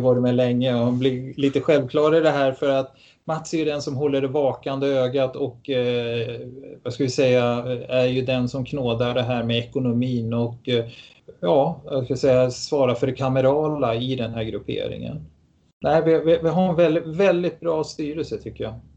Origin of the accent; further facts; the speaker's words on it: Stockholm, Stockholm County, Sweden; moved away as an adult; also born or lived in Tyresö; now in Gävle, Sweden; är född i Stockholm